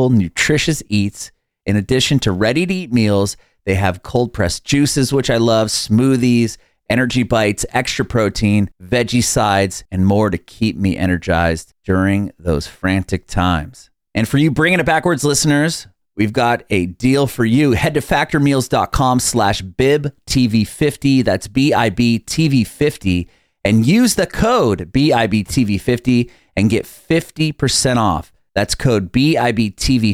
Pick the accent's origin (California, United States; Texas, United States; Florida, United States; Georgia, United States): California, United States; San Diego; moved away as an adult; now in Nashville, United States; I'm from San Diego. I only moved to Nashville about 3 years ago. So I know it's like, you know, growing up next to the ocean